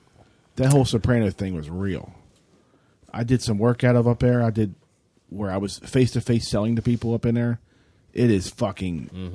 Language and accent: English; Baltimore, Maryland, United States; Yeah, I'm from Baltimore. With this horrible accent of mine.